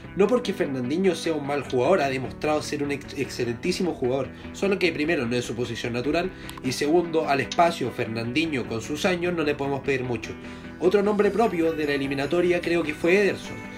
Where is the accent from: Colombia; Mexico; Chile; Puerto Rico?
Chile; yo como chileno